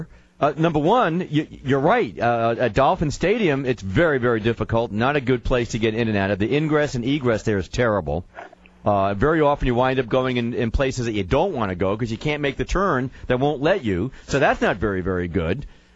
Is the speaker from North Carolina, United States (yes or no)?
no; New York City, New York, United States; now in Fort Lauderdale, United States; I'm a kid from New York City. I grew up in Manhattan.